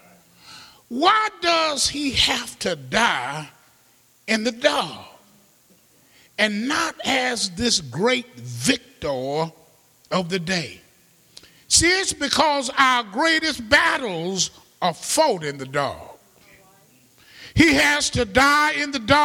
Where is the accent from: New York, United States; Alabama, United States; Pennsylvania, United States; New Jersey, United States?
Alabama, United States; Birmingham; moved away; We're from Birmingham